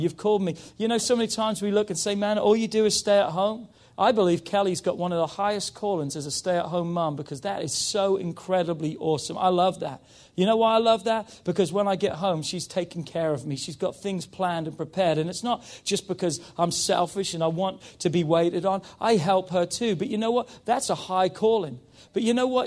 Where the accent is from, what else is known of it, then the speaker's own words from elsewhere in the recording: England, United Kingdom; moved away; because I'm English